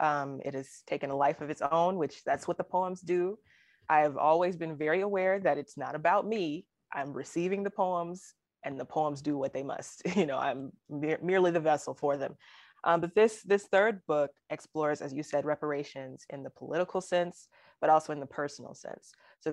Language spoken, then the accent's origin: English; Alabama, United States; people who don't know that I'm from Alabama, because I don't really have an accent, they'll, you know, when I say, oh, I'm from Alabama